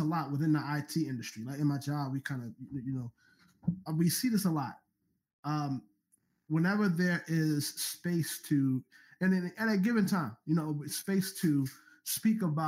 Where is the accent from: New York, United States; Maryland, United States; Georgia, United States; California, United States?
Maryland, United States; Baltimore; I'm already from Baltimore